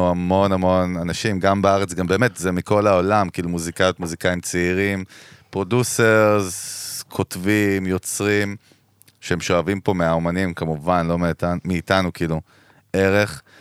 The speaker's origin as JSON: {"language": "Hebrew", "town": "Kiryat Ono", "region": "Central District", "country": "Israel", "tie": "born or raised there", "said": "אני גדלתי בקריית אונו, אחי."}